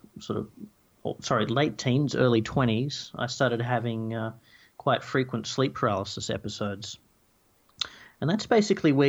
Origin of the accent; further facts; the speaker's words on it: Tasmania, Australia; I grew up in Tasmania in the forest there